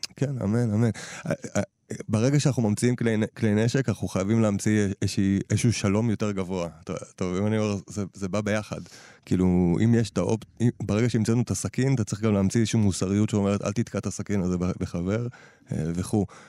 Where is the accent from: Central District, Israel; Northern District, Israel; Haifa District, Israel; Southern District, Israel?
Northern District, Israel; Nahalal; אני גדלתי בנהלל